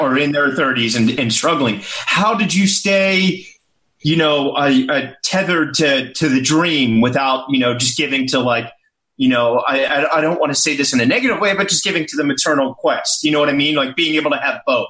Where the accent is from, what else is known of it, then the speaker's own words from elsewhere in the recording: Richmond, Virginia, United States; That's my hometown